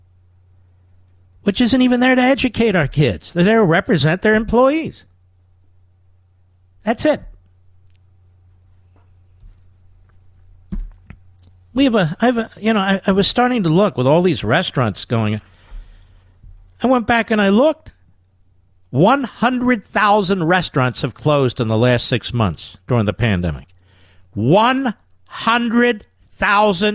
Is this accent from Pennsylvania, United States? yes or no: yes; Cheltenham, Pennsylvania, United States; I grew up in Cheltenham